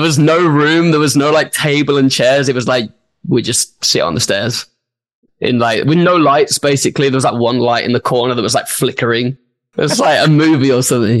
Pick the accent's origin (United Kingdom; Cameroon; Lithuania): United Kingdom; Birmingham, West Midlands; my hometown as well in Birmingham